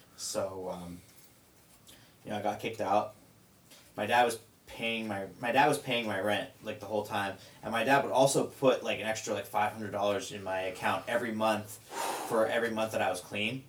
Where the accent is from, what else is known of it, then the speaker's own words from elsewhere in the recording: near Vallejo, California, United States; that's about ten minutes away from like my hometown.